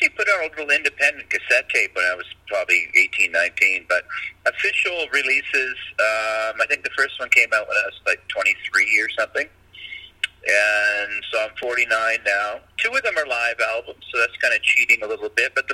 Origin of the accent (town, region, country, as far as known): Nanaimo, British Columbia, Canada; born or raised there